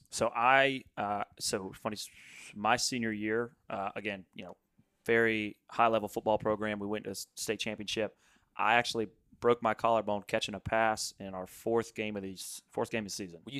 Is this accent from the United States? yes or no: yes; Charlotte, North Carolina, United States; Yes. So I'm from